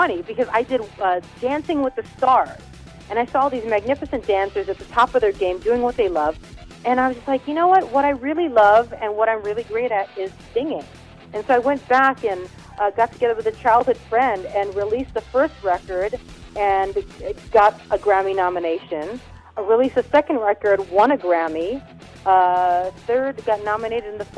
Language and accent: English; Hawaii, United States; I was born and raised in Hawaii